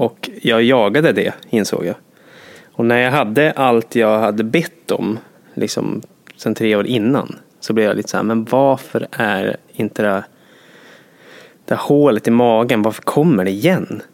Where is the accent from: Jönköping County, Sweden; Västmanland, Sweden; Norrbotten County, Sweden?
Norrbotten County, Sweden; Jokkmokk; moved away; jag kommer från Jokkmokk och Norrland